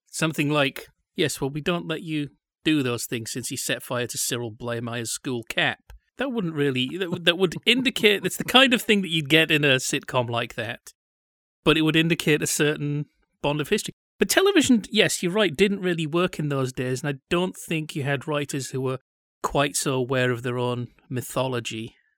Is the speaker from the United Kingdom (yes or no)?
yes; Yorkshire and the Humber, United Kingdom; now in Orange County, United States; they haven't really heard of Yorkshire